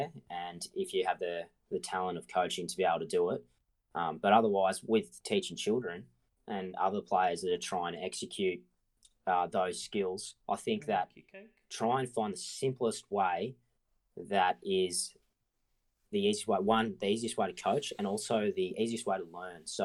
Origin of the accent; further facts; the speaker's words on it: Marong, Victoria, Australia; I grew up in Morong, which is about 20 minutes outside of Bendigo to the west.